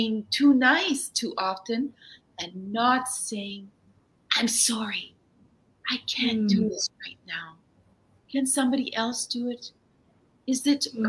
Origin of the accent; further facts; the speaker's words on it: Germany; now in Canada; I grew up in Germany, so I didn't grow up in Canada